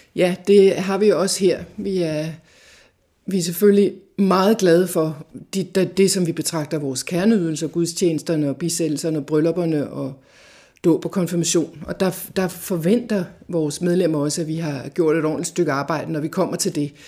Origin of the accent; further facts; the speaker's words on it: Farum, Capital Region of Denmark, Denmark; Jeg kommer fra Farum, der voksede jeg op i en helt almindelig familie